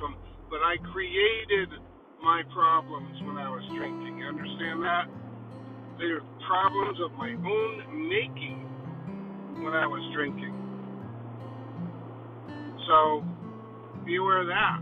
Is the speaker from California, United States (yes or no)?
no; Connecticut, United States; I'm from Connecticut, so if you don't know Connecticut is one of the richest states